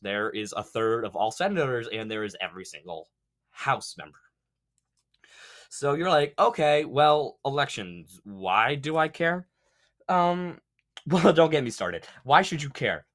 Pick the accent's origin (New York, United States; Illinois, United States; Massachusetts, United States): Massachusetts, United States; my home state, like Massachusetts